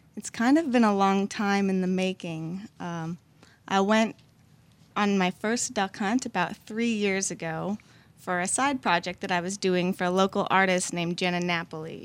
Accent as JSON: {"language": "English", "town": "Minneapolis", "region": "Minnesota", "country": "United States", "moved": "as an adult", "lives_now": "New Orleans, United States", "said": "I moved from Minneapolis for college"}